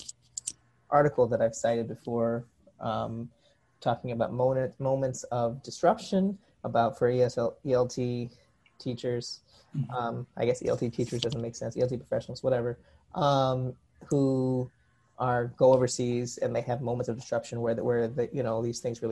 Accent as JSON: {"language": "English", "region": "New York", "country": "United States", "also_born_or_lived": "South Korea", "said": "I was from New York"}